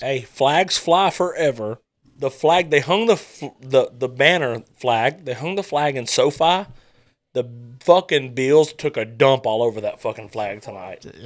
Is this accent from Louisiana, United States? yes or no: yes; Louisiana, United States; we're from Louisiana.